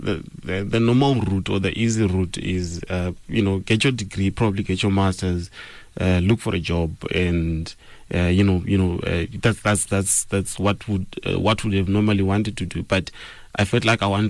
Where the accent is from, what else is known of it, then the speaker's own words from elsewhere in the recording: Zimbabwe; now in South Africa; Growing up in Zimbabwe